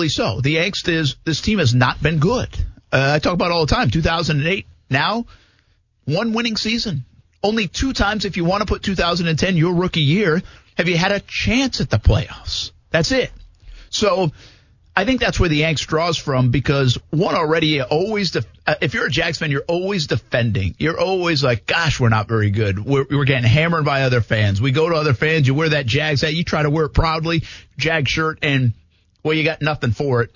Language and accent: English; New England, United States; now in Jacksonville, United States; I grew up in New England